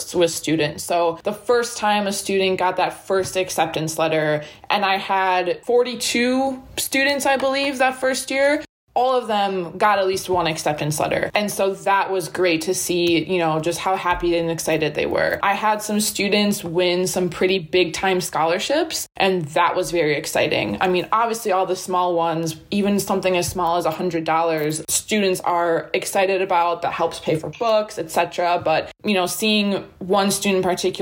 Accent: Wisconsin, United States; also born or lived in Ohio / Milwaukee; I'm from Wisconsin originally, went to college in Ohio

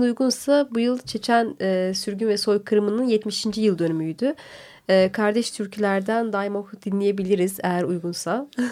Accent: Tokat, Turkey; now in Istanbul, Turkey; Tokat, ben Tokatlıyım.

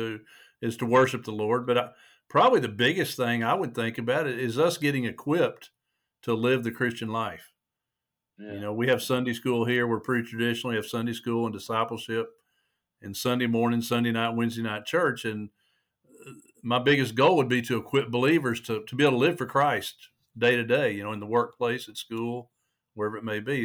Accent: Little Rock, Arkansas, United States; moved away as an adult; also born or lived in Houston, Texas; Well, I'm originally from Arkansas, from Little Rock area. And when I was 19, I moved to Houston, Texas, lived there for 24

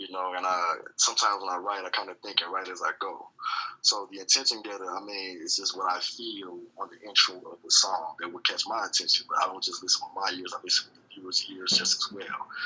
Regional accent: Maywood, Illinois, United States; also born or lived in Georgia / Mississippi / Michigan / Indiana; man, I'm from Illinois, man. You know, born in Maywood, in and out of the Maywood area. Really raised everywhere Georgia, Atlanta, Mississippi, Michigan, Indiana, everywhere in Illinois, you name it.

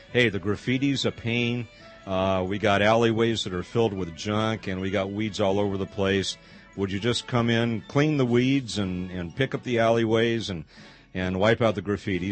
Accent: Los Angeles, California, United States; I grew up in the Los Angeles area

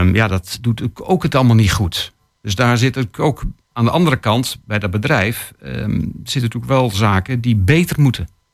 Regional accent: Netherlands; wij als Nederlanders

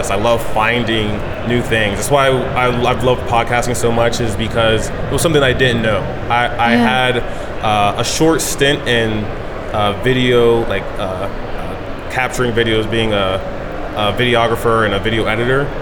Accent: Odenton, Maryland, United States; now in Austin, United States; my my parents and I, well, more so me, I'm from Maryland originally.

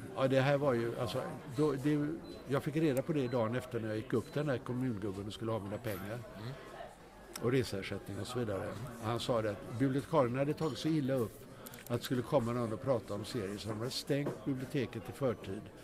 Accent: Gothenburg, Västra Götaland, Sweden; also born or lived in Stockholm; Jag är född i Göteborg

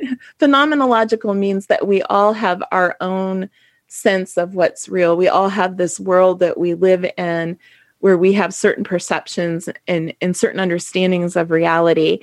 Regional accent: Ohio, United States; I'm from Ohio

